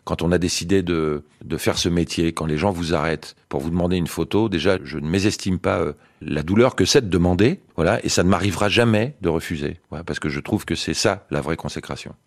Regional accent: France; je suis français moi. Je suis pas israélien.

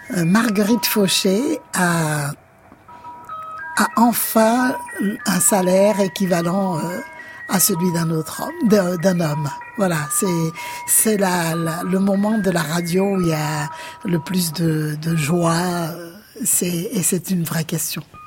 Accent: Guadeloupe; je viens de la Guadeloupe

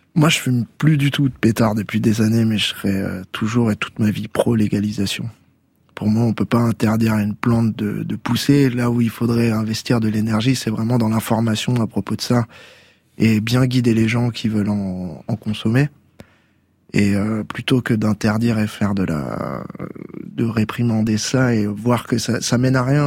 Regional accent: Tours, Centre-Val de Loire, France; le quartier des arts, là où j'ai grandi, qui est un quartier populaire à hein Tours, dans le Vieux Tours

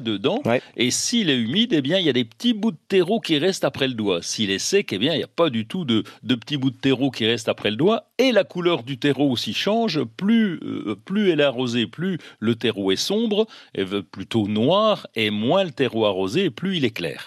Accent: Bourgogne-Franche-Comté, France; chez nous en Franche-Comté

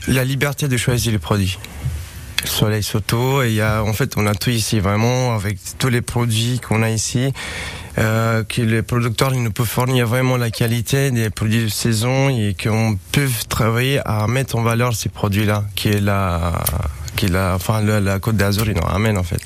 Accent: Romania; French is a second language; moved away as an adult; also born or lived in Paris, France; now in Nice, France; je suis né en Roumanie et ça fait un petit moment que je suis à Nice.

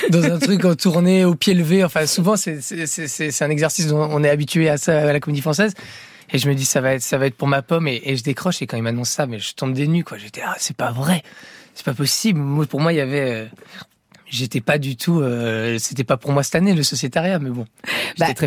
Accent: Arras, Hauts-de-France, France; J'étais pas à Paris, j'étais à Créteil. Mais je suis d'Arras, alors la bistouille, ça va, je connais

